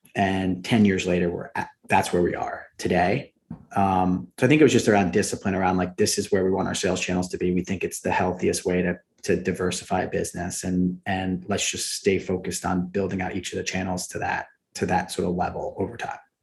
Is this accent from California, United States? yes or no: no; New Jersey, United States; I grew up about 500 yards from the Atlantic Ocean, which uh, which was amazing. And small town, we have about 3,000 people in my hometown